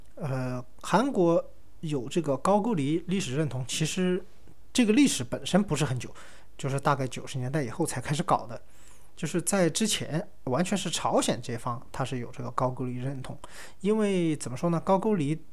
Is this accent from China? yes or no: yes; China; 我们一个中国人